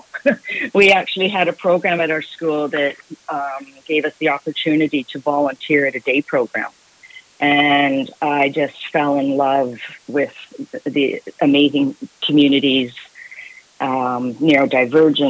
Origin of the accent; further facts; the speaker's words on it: Guelph, Ontario, Canada; also born or lived in Scotland; now in Victoria, Canada; I grew up in Guelph, Ontario